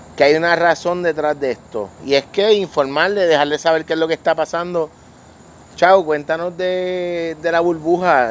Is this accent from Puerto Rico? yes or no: yes; Vega Baja, Puerto Rico; mi familia, mi hermana, mis primas todos, aunque somos de Vega Baja